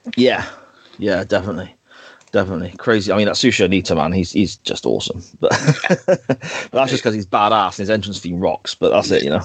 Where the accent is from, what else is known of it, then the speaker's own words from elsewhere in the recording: Gloucester, South West England, United Kingdom; my home city or my hometown's Guild Hall